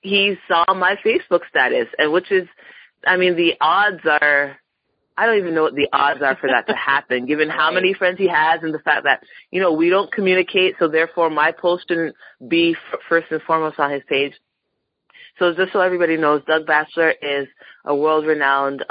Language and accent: English; Toronto, Ontario, Canada; also born or lived in Montreal; I grew up in Toronto, moved out to Montreal for law school.